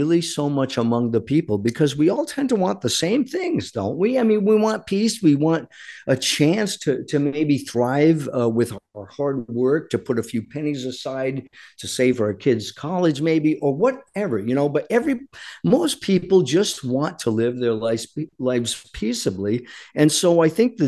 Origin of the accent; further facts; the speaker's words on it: United States; we as Americans